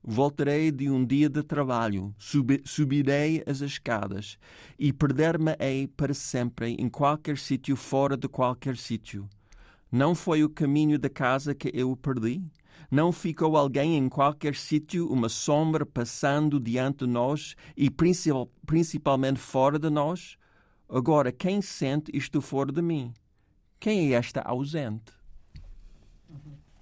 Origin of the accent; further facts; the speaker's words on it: New York, United States; accent: New York; Portuguese is a second language; moved away; meu sotaque nova-iorquino